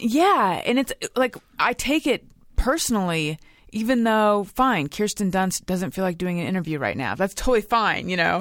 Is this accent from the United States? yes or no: yes; Orange County, California, United States; I grew up in Orange County.